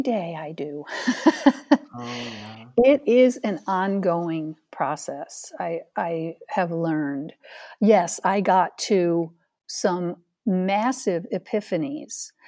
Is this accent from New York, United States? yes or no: yes; Ithaca, New York, United States; moved away; also born or lived in Phoenix, Arizona; I was born and raised in Ithaca, New York, the Finger Lakes region of central New York State